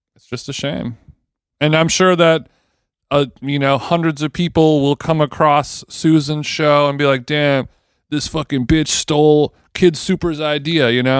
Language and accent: English; United States; I'm American